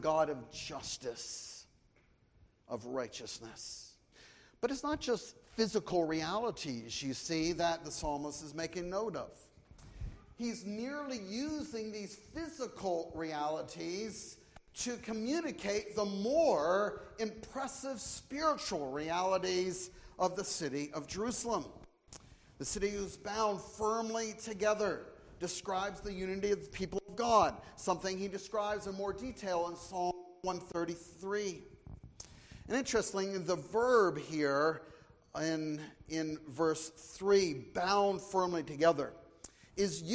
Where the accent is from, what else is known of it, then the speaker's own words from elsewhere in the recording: Canada; moved away as an adult; now in United States; We're from the north, we're from Canada